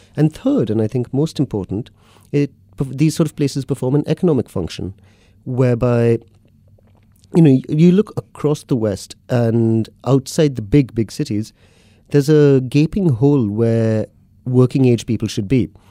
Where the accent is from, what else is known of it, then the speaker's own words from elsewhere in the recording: Mumbai, Maharashtra, India; moved away as an adult; now in London, United Kingdom; I grew up in Bombay in India, city of about twenty-odd million